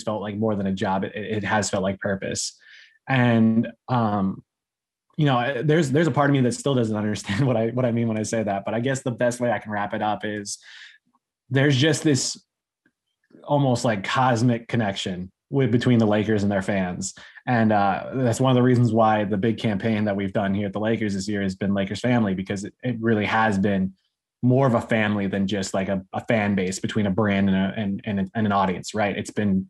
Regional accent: Southern California, United States; also born or lived in Hawaii; growing up in Southern California

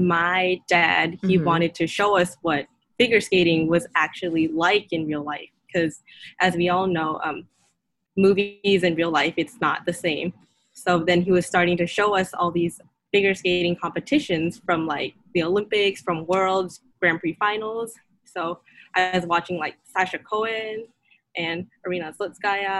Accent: Thailand; I grew up in Thailand, actually, but everybody thinks I grew up in the U.S. because my English is really fluent

